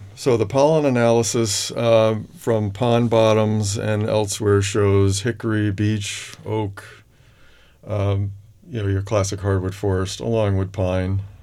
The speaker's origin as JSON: {"language": "English", "town": "Holyoke", "region": "Massachusetts", "country": "United States", "said": "I'm from Western Massachusetts, Oh. Holyoke, Massachusetts"}